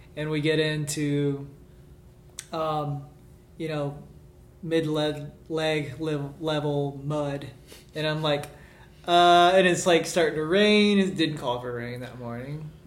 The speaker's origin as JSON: {"language": "English", "town": "Birmingham", "region": "Alabama", "country": "United States", "also_born_or_lived": "Washington, D.C.", "moved": "as an adult", "said": "I moved down from Washington D.C. to Birmingham, or back home rather"}